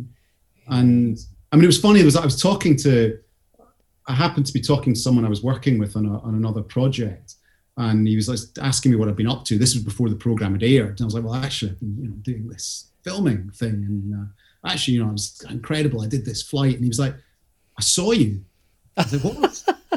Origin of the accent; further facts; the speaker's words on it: Scottish Highland Boundary, near Perth, Scotland, United Kingdom; I grew up on that bit where basically the land starts going up the way